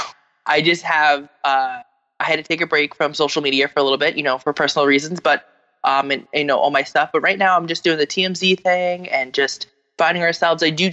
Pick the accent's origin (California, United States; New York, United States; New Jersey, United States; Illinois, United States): New Jersey, United States; from New Jersey